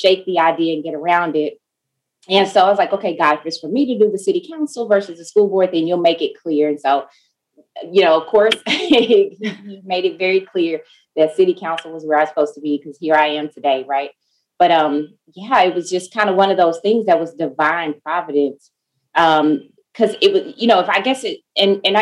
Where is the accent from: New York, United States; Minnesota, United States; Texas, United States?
Texas, United States; DeSoto; I actually grew up in DeSoto. So I graduated from DeSoto High School